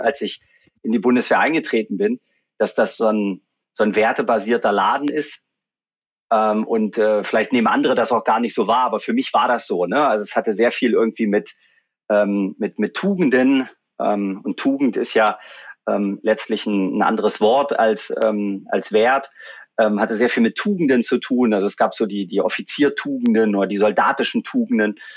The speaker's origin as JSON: {"language": "German", "town": "Magdeburg", "region": "Saxony-Anhalt", "country": "Germany", "also_born_or_lived": "Munich / Abu Dhabi", "moved": "as an adult", "said": "ich komme aus Magdeburg"}